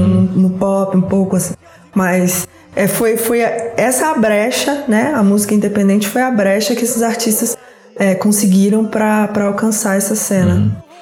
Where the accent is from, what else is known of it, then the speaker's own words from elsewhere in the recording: Resende Costa, Minas Gerais, Brazil; na cidade onde eu nasci, no interior de Minas Gerais, chama Resende Costa